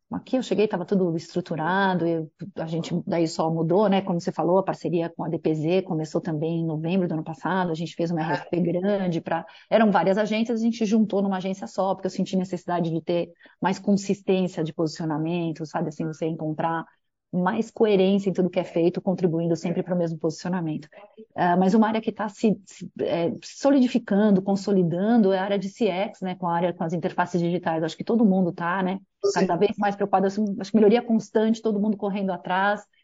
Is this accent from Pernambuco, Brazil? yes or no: no; São Paulo, Brazil; Daqui de São Paulo. Paulistana, é São Paulo. paulistana, total. Nunca morei em outra cidade, olha que coisa.